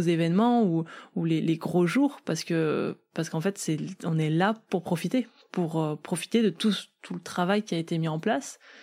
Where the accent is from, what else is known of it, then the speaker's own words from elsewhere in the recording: south-west France, France; je viens du sud-ouest de la France